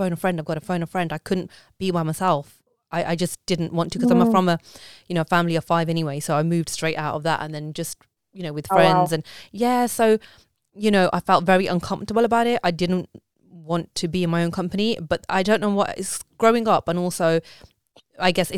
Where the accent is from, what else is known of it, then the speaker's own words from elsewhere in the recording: Coventry, West Midlands, United Kingdom; moved away as an adult; also born or lived in London; now in Berkshire, United Kingdom; I was born and brought up in Coventry